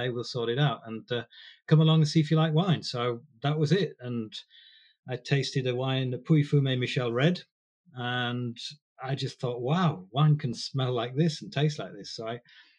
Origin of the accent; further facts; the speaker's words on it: Harrogate, Yorkshire and the Humber, United Kingdom; I was brought up in Harrogate, a working class family